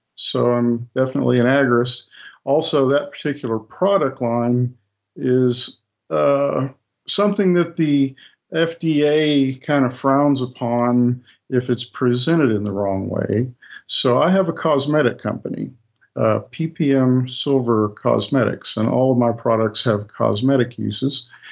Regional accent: United States; in the United States, we have a holiday called Thanksgiving

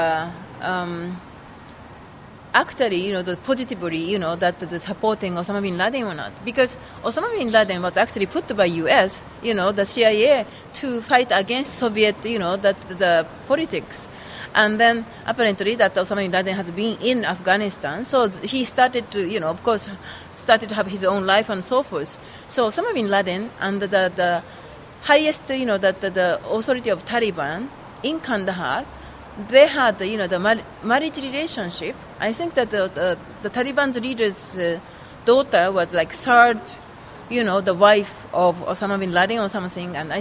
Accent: Kyoto, Japan; I was born in Kyoto and my family is in Kyoto

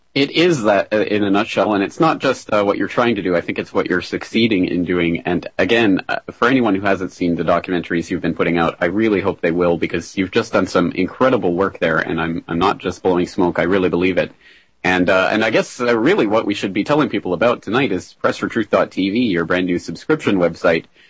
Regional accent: Canada; being a Canadian myself

